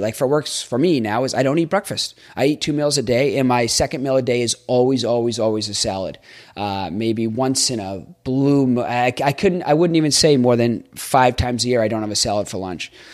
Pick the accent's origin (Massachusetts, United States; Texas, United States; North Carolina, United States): Massachusetts, United States; Boston; moved away as an adult; also born or lived in Jacksonville, Florida; I grew up in Boston